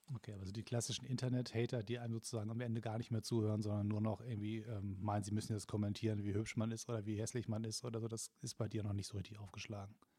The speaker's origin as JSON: {"language": "German", "region": "Hamburg", "country": "Germany", "moved": "yes", "lives_now": "Berlin, Germany", "said": "als, Hamburger"}